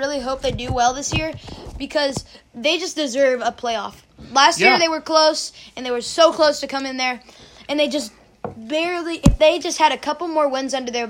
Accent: Ohio, United States; I was born in Ohio.

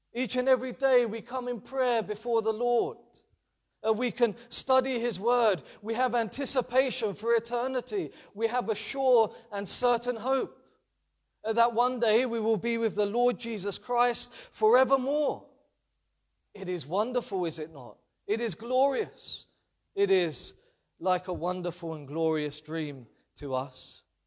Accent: London, United Kingdom; being a Londoner and growing up in London

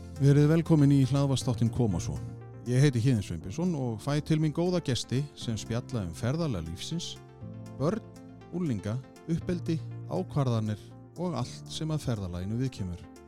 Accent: Kópavogur, Capital Region, Iceland; spyr ég eins og Sannur Kóbósboi

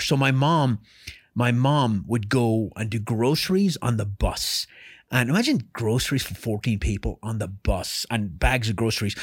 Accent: Ireland; moved away as an adult; I was born in Ireland and raised in Ireland

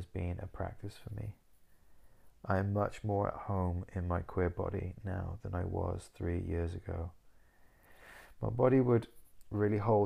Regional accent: Wales, United Kingdom; moved away as an adult; now in Southsea, United Kingdom; I was born in Cymraeg, Wales, where I lived for 18 years before moving away to Lloegr, England, where I stayed.

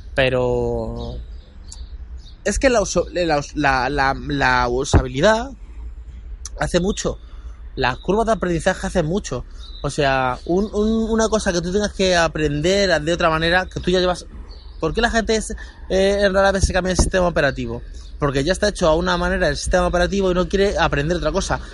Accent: Guadalupe, Extremadura, Spain; moved away; para mi pueblo, para Guadalupe

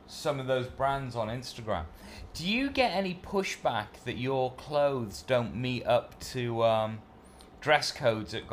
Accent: United Kingdom; I'm being very British

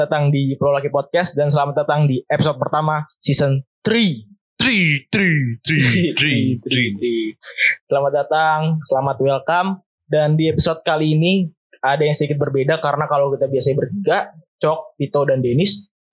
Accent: Jakarta, Indonesia; kalau gue … gue kecilnya di Jakarta Kelapa Gading

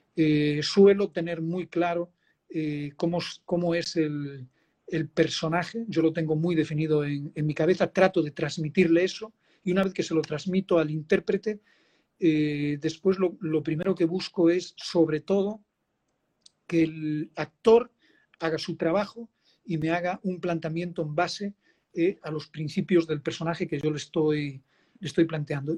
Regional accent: Spain; now in Dominican Republic; como español poder hacer un reflejo en un documental

